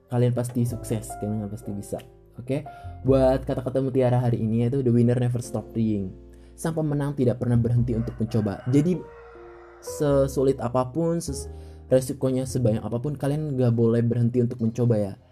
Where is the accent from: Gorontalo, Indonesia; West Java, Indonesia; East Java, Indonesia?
West Java, Indonesia; Indramayu; Asal gue dari Indramayu, umur gue 18 tahun.